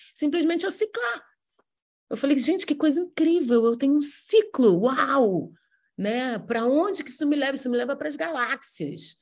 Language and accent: Portuguese; Rio de Janeiro, Brazil; Eu sou carioca